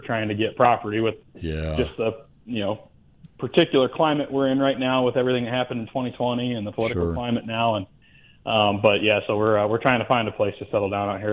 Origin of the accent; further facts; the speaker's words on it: Iowa, United States; moved away as an adult; also born or lived in Virginia; now in Great Falls, Montana, United States; I'm originally from Iowa, is where I was born and raised and grew up there